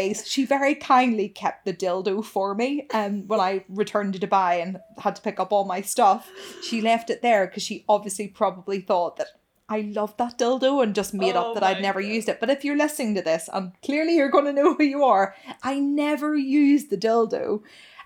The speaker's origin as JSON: {"language": "English", "country": "United Kingdom", "said": "I'm truly British"}